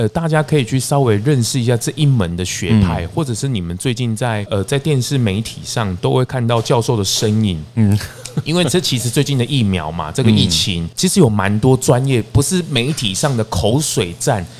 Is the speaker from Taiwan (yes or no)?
yes; Changhua County, Taiwan; 大大家都好了，我彰化人呢，啊，我回去的时候我都看到台中很奇怪